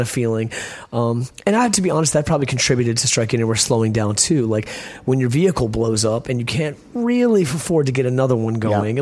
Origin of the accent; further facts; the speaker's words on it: Richmond, Virginia, United States; growing up in Richmond and having these beautiful charismatic friends